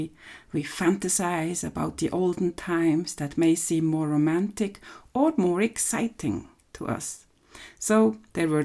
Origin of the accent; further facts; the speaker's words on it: Switzerland; from Switzerland